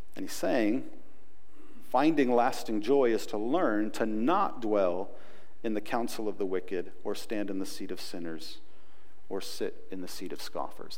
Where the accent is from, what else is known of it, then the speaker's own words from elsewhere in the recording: United States; We're nice Americans